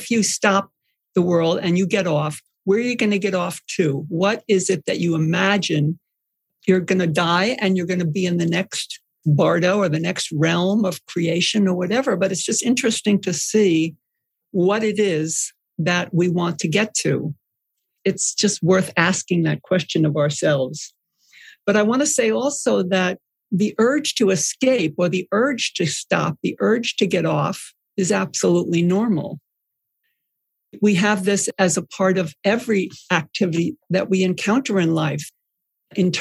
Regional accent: Long Island, New York, United States; I grew up on Long Island.

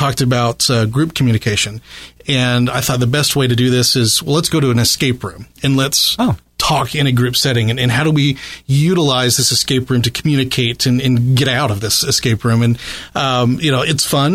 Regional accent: Southern Indiana, United States; I'm a product of Southern Indiana, just, have a half an hour north of the river there

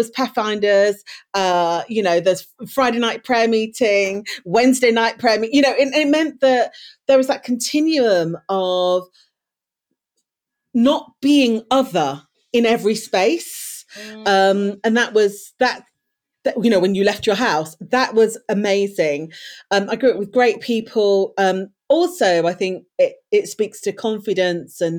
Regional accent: Leicester, East Midlands, United Kingdom; I was born in Leicester, raised in Leicester in the East Midlands.

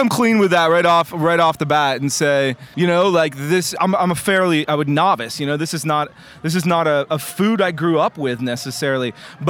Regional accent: Cooperstown, New York, United States; moved away; I grew up in Cooperstown, New York. Cooperstown, New York is, you know, famous name because the Baseball Hall of Fame's there. But it's tiny, man. It's super tiny town.

